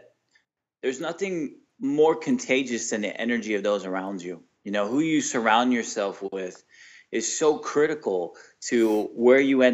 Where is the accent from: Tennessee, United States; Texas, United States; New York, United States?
Texas, United States; I was born in Texas